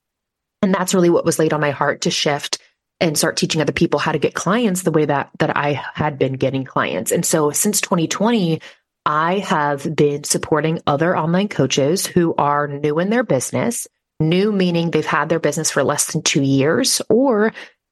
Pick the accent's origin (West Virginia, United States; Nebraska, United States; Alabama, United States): Nebraska, United States; I am from Nebraska